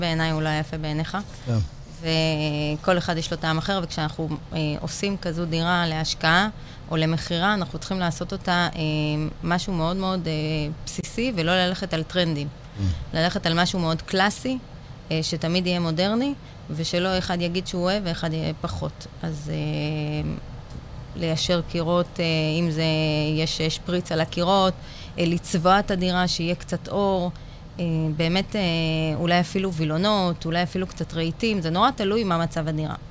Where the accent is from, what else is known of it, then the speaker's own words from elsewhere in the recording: Bat Yam, Tel Aviv District, Israel; now in Holon, Israel; גדלתי בבת ים, היום אני גרה בחולון